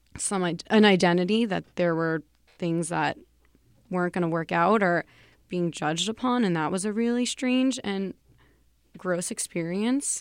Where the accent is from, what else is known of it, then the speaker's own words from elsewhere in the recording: New York City, New York, United States; I'm also from New York. I'm a Bronx native